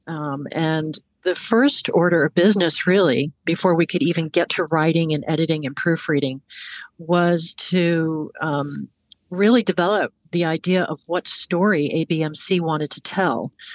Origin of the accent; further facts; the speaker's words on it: Hudson Valley, New York, United States; moved away as an adult; also born or lived in Washington, D.C.; I I grew up in, in the Hudson Valley in New York, and I came south to go to college